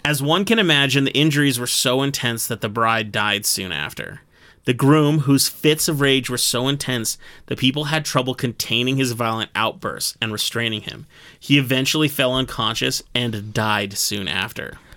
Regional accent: United States; as an American

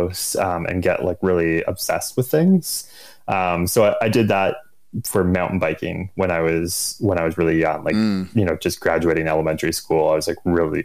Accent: Orillia, Ontario, Canada; moved away as an adult; also born or lived in Ottawa, Canada / British Columbia, Canada; now in Squamish, Canada; I grew up in Orillia, Ontario, which is like 150 kilometers north of Toronto.

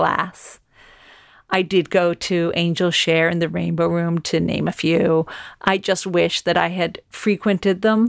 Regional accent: United States; now in London, United Kingdom; I am an American living in London

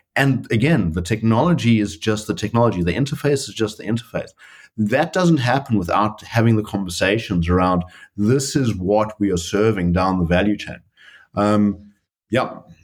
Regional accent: South Africa; moved away as an adult; now in Netherlands; I'm a South African. I've been in the Netherlands and with Booking.com for the last uh, three years

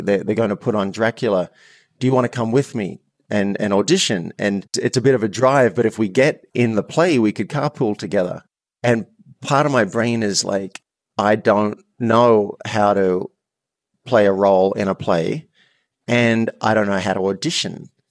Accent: Australia; I'm Australian

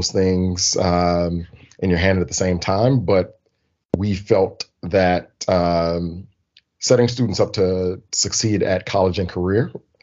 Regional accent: Birmingham, Alabama, United States; born and raised in Birmingham, Alabama

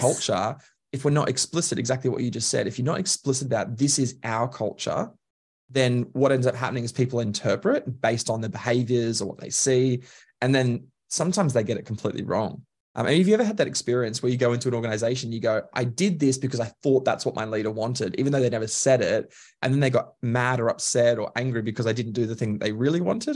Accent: Queensland, Australia; now in Melbourne, Australia; I describe myself as Queenslander by birth, Melbourneian by choice

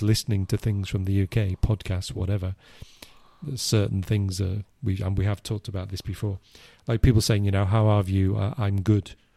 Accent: England, United Kingdom; I, I'm English

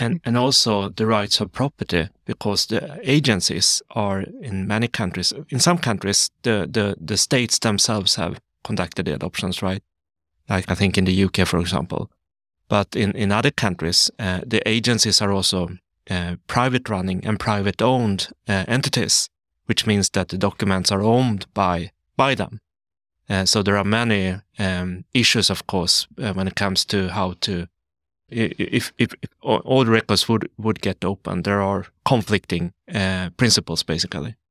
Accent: Sweden; also born or lived in South Korea; I come from Sweden. I am an adoptee from South Korea

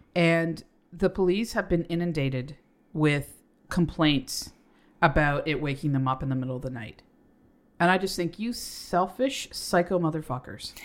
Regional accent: Canada; We do have accents. We're Canadian

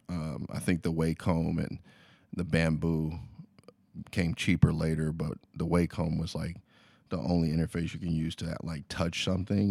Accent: Lexington, Kentucky, United States; moved away as an adult; now in Los Angeles, United States; I'm from Lexington, Kentucky originally

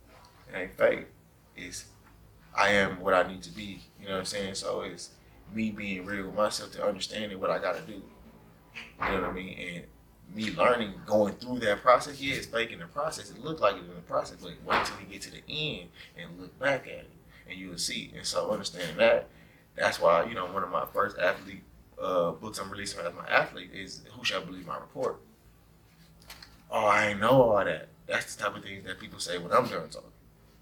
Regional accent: Georgia, United States; now in Milwaukee, United States; You know, I moved to Milwaukee from Georgia. Nobody could understand what I was saying when I first got here.

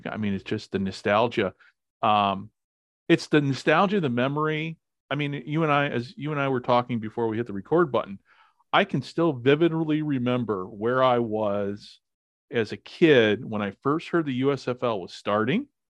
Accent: Illinois, United States; I'm from Illinois

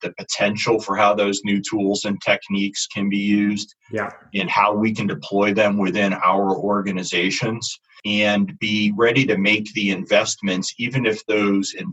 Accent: United States; being an American and operating mostly in the U.S.

